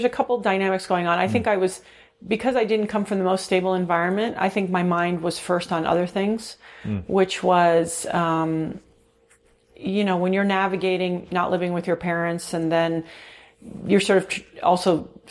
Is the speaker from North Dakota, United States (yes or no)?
no; California, United States; born there; also born or lived in Mexico City / Virgin Islands; So, well, okay, so I was born actually in California, but okay. I didn't really live here.